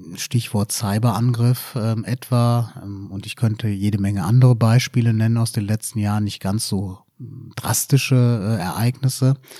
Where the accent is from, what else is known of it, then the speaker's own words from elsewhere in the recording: Düren, North Rhine-Westphalia, Germany; moved away as an adult; now in Giessen, Germany; ich bin in Düren bei Aachen okay, geboren